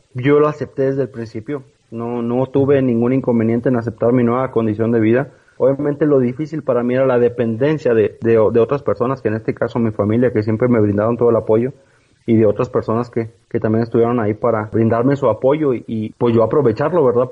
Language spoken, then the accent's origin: Spanish; Villaldama, Nuevo León, Mexico; criado en el rancho, como decimos, en, la ciudad de Villaldama, Nuevo León